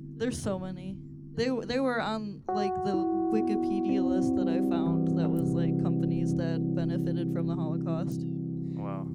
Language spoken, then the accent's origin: English; Michigan, United States; now in Ypsilanti, United States; near my hometown